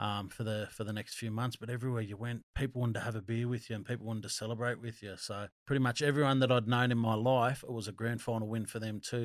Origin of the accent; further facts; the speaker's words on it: Wildgoat, New South Wales, Australia; moved away; I'm from Wildgoat originally